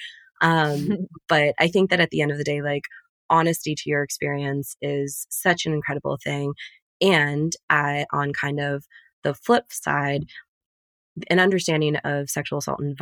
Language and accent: English; United States; also born or lived in Middle East; my role as an American